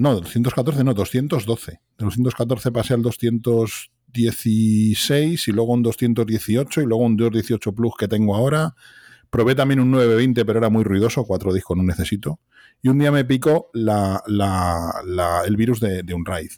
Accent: Madrid, Community of Madrid, Spain; soy de Vallecas, un barrio de Madrid

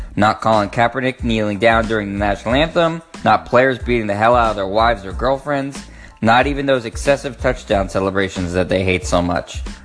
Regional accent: Boston, Massachusetts, United States; I am from Boston, born and raised

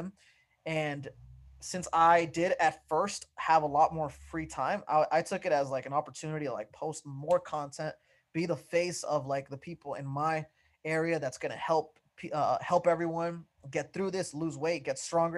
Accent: Santa Ana, California, United States; I grew up in Santa Ana, California

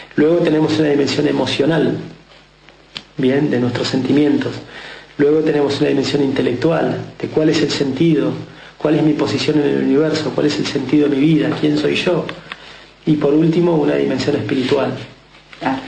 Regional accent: Mar del Plata, Buenos Aires Province, Argentina; nací de criado en Mar del Plata.

